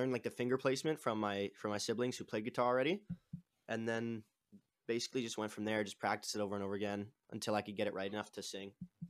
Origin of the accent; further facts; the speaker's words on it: Toronto, Ontario, Canada; I'm from Toronto, Canada, like just outside of it, in a city, like a suburb, I guess, outside of it.